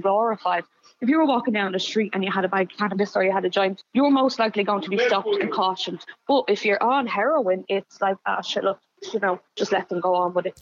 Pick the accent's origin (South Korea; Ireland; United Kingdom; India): Ireland; Dublin, Leinster; I grew up in Darndale